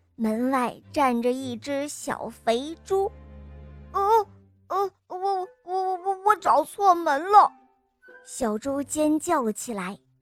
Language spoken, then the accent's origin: Chinese; Xi'an, Shaanxi, China; 我今年五岁了，我来自西安